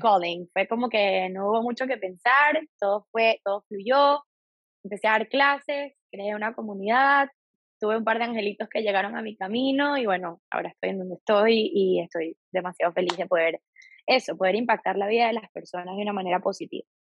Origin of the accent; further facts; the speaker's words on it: Venezuela; moved away as an adult; now in Miami, United States; soy venezolana, vivo en los Estados Unidos desde ya hace